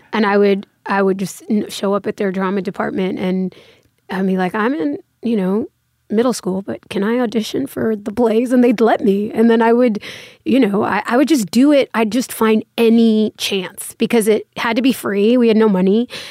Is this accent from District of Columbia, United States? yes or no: no; Los Angeles, California, United States; moved away as an adult; now in New York, United States; in the valley, in Woodland Hills, Canoga Park